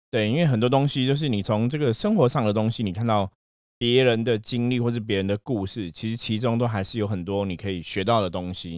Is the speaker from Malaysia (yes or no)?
no; Taiwan; 我们土生土长在台湾的话，其实是我们当初接触的最多的还是佛道教信仰嘛